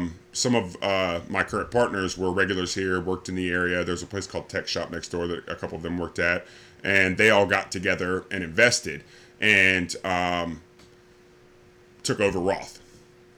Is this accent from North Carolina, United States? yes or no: yes; Laurinburg, North Carolina, United States; also born or lived in Michigan / Ohio / Greenville, North Carolina / Raleigh, North Carolina; I was born in Michigan and lived there in Ohio until I was 9. My family moved down here for jobs. We actually I lived in Laurinburg, North Carolina